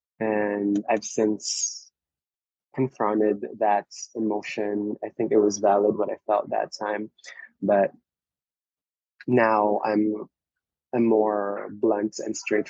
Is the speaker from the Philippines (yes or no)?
yes; Philippines; now in Hawaii, United States; I was born in the Philippines